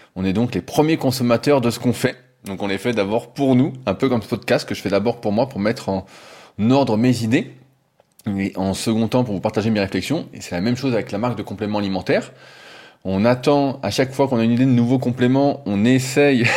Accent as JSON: {"language": "French", "country": "France", "accent": "French", "said": "j'ai l'accent français"}